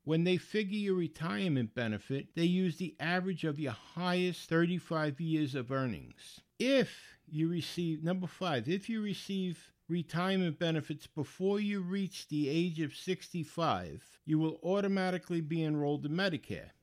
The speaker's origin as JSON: {"language": "English", "town": "New York City", "region": "New York", "country": "United States", "tie": "born or raised there", "moved": "yes", "said": "I grew up in the Bronx. I lived right on the shore in the Bronx on the Long Island Sound"}